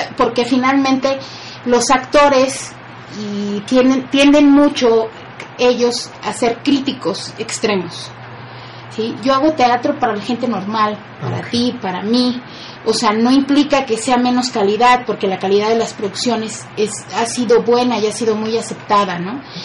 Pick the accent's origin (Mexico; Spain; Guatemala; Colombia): Mexico; Poza Rica, Veracruz; now in Puebla, Mexico; mi pueblo, y yo sí le digo que ya es una ciudad, se llama Poza Rica